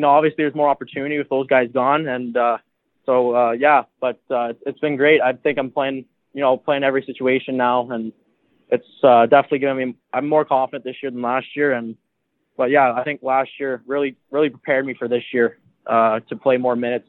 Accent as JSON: {"language": "English", "town": "Ottawa", "region": "Ontario", "country": "Canada", "tie": "born or raised there", "said": "I grew up here in Ottawa, so it's nice. I'm playing in my hometown, Ottawa, Ontario"}